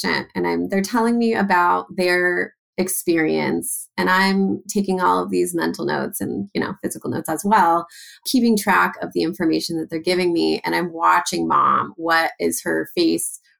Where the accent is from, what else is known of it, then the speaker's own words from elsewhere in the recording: Los Angeles, California, United States; I grew up in Los Angeles